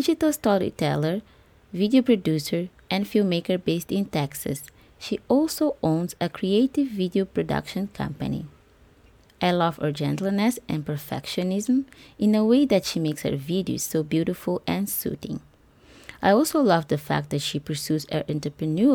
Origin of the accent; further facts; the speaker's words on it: Mozambique; my home country of Mozambique